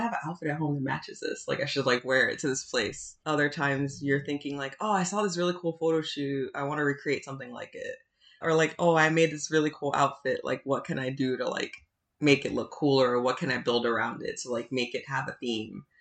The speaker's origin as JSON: {"language": "English", "town": "New York City", "region": "New York", "country": "United States", "said": "I'm like originally from the South Bronx"}